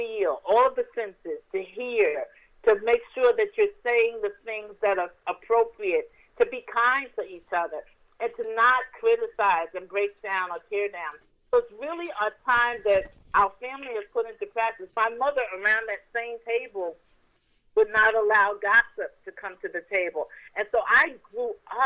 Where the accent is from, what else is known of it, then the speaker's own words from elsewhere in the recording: New York City, New York, United States; moved away; In New York, I'm from the Boogie Down Bronx